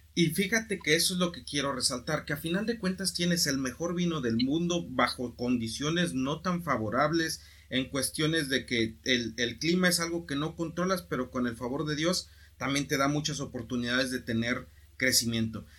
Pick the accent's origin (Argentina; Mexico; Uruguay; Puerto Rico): Mexico; como mexicano, como sociedad, como cultura